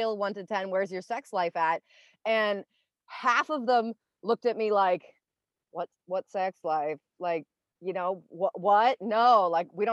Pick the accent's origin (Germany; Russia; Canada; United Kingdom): Canada; I'm from Canada.